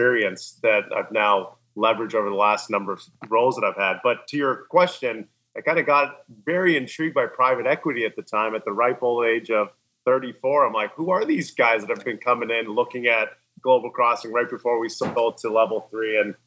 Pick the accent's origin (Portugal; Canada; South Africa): Canada; also born or lived in New York City, United States / Beverly Hills, United States; now in United States; I'm Canadian, by the way. So Canadian, but lived in the U.S. for many years now.